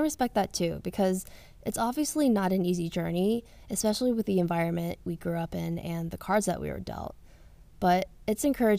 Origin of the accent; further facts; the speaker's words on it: the South, United States; I came from the South and I was very whitewashed. I didn't really know what it was like to hang out with a big group of Asian people